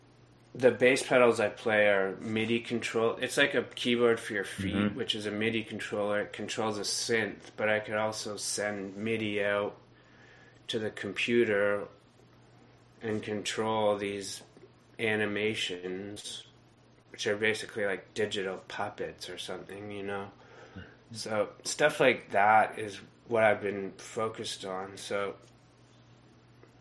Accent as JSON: {"language": "English", "area": "near Millbrook", "region": "Ontario", "country": "Canada", "tie": "born or raised there", "said": "I grew up near Millbrook"}